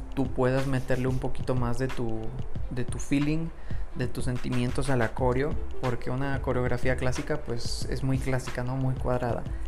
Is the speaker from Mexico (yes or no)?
yes; Monterrey, Nuevo León, Mexico; soy de Monterrey, Nuevo León, México